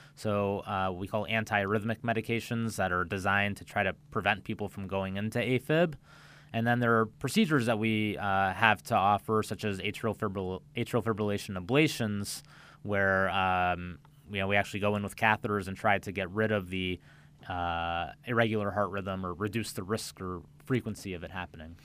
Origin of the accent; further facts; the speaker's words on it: central Illinois, United States; moved away as an adult; also born or lived in Milwaukee, Wisconsin / Cleveland, Ohio / Chicago, Illinois; now in Palm Beach County, United States; I'm from the Midwest. I grew up in central Illinois